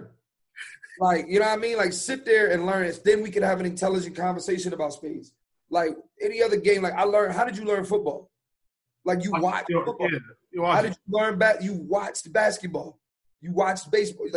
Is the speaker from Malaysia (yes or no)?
no; Philadelphia, Pennsylvania, United States; I grew up in East Oak Lane. So that's like it's like an it's a how would I say this? It's a nice black neighborhood in Philly